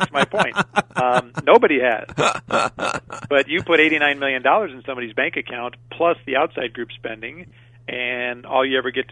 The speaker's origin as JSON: {"language": "English", "region": "Colorado", "country": "United States", "moved": "yes", "lives_now": "Arizona, United States", "said": "I'm originally from Colorado. I've been out here for a couple of decades"}